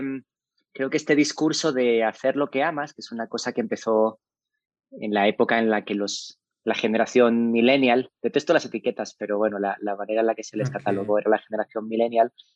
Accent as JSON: {"language": "Spanish", "country": "Spain", "also_born_or_lived": "Saltillo, Mexico", "moved": "as an adult", "lives_now": "Mexico", "said": "Soy un inmigrante español eh, que emigró hace mucho tiempo eh, pensando que se iba un par de años de España"}